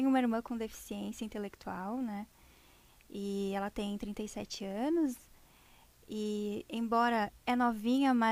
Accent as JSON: {"language": "Portuguese", "town": "Parobé", "region": "Rio Grande do Sul", "country": "Brazil"}